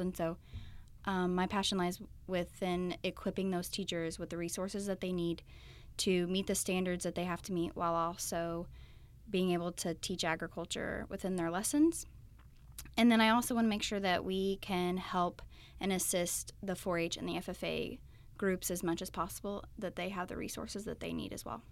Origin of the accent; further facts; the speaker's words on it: Willard, Missouri, United States; I grew up in Southwest Missouri. I went to school in Willard my whole life